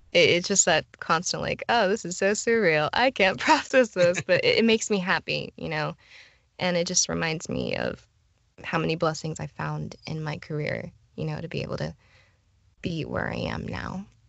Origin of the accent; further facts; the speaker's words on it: Florida, United States; I was born and raised in Florida